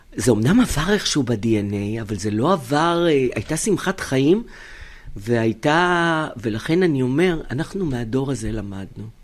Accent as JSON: {"language": "Hebrew", "country": "Israel", "tie": "born or raised there", "said": "כאן הבית, כאן נולדתי, אין לי שום מקום אחר בעולם"}